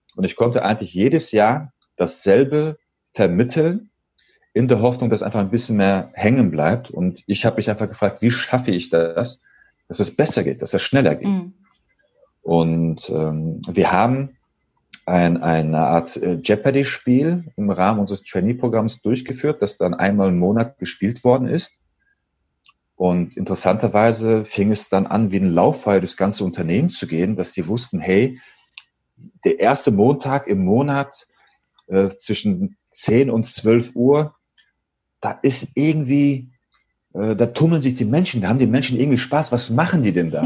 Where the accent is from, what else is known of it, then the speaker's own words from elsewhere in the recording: Dortmund, North Rhine-Westphalia, Germany; Ich bin nämlich Sohn türkischer Einwanderer, bin gebürtiger Dortmunder, 36 Jahre alt